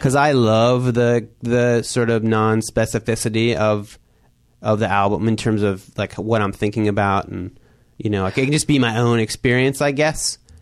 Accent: Chicago, Illinois, United States; I come from Chicago, which has the house tradition

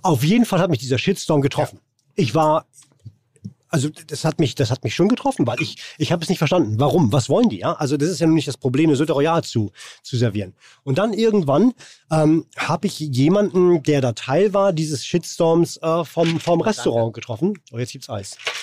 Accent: Rostock, Mecklenburg-Vorpommern, Germany; now in Hamburg, Germany; Aus Warnemünde. An der Ostsee.

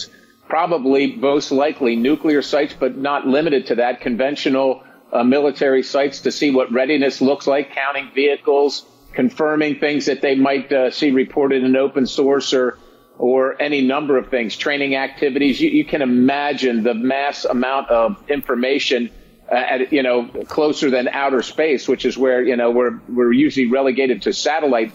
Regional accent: Pennsylvania, United States; I come from Pennsylvania.

